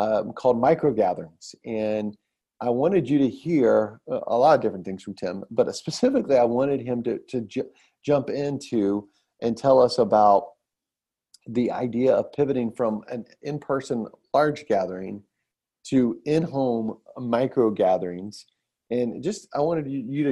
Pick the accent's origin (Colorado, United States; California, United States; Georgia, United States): Georgia, United States; Atlanta; I'm from Atlanta